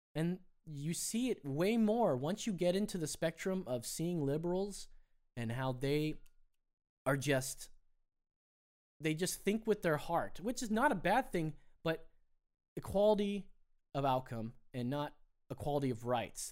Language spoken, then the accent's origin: English; Anaheim, California, United States; I grew up in Anaheim, California